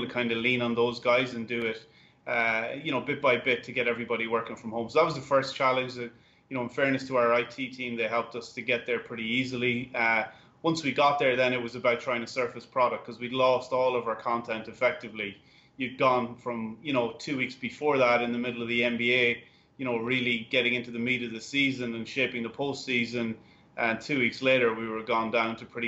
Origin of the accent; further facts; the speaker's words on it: Ireland; now in United States; I'm Irish.